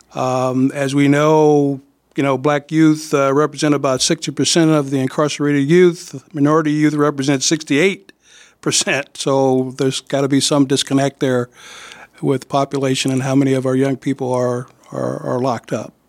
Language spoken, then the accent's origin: English; East St. Louis, Illinois, United States; also born or lived in Quad Cities; now in Davenport, United States; I'm from East Saint Louis, Illinois.